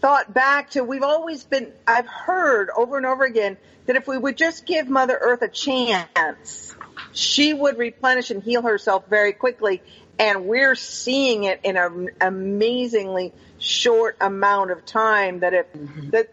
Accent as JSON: {"language": "English", "region": "Pacific Northwest", "country": "United States", "tie": "born or raised there", "also_born_or_lived": "Panama", "moved": "yes", "said": "I grew up in the Pacific Northwest"}